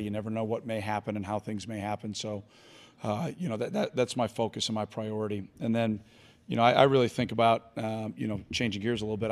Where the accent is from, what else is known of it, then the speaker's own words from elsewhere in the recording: New York City, New York, United States; my hometown in Staten Island, which is technically a part of New York City